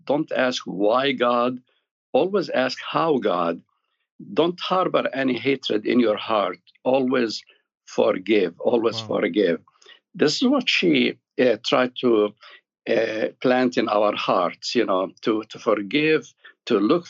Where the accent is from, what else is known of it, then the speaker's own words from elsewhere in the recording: Jerusalem, Palestine; born there; Yeah, well, my story starts in Jerusalem. I was born in Jerusalem.